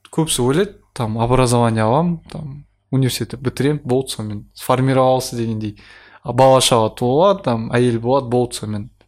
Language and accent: Kazakh; Kazakhstan; өзім де қазақпын ғой